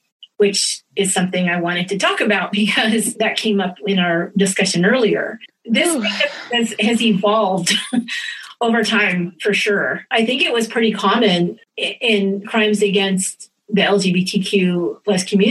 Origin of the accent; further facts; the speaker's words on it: California, United States; we're Californian